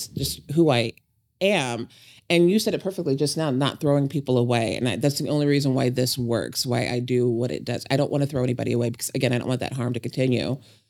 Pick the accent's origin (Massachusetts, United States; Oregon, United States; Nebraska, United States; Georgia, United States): Nebraska, United States; Omaha; I grew up in Omaha, which is kind of quiet with my parents and the military and the church.